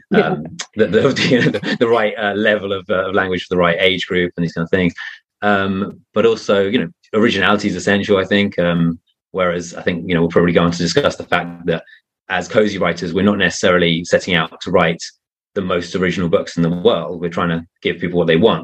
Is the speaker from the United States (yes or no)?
no; United Kingdom; now in Spain; I live in Spain and I'm I'm British